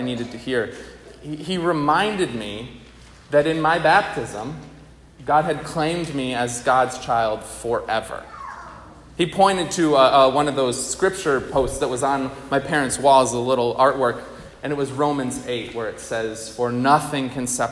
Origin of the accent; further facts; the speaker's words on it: outside of Albany, New York, United States; I grew up outside of Albany, New York.